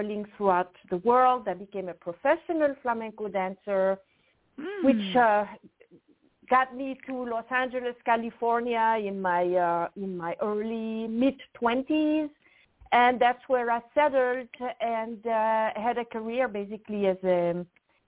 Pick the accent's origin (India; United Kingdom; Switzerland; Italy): Switzerland; French part of Switzerland, Romandy; English is a second language; moved away; So I'm from actually the French part of Switzerland, and I grew up on a farm